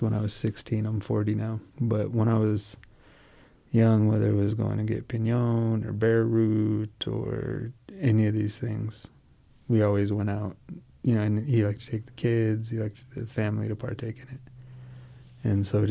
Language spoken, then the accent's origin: English; Southern Ute Indian Reservation, Colorado, United States; from the Southern Ute Indian Reservation in Colorado